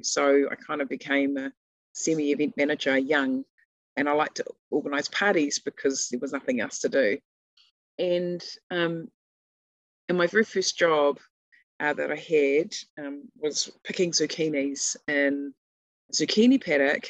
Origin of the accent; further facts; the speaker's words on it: Feilding, Manawatū-Whanganui, New Zealand; moved away as an adult; now in Northland, New Zealand; I grew up in Fielding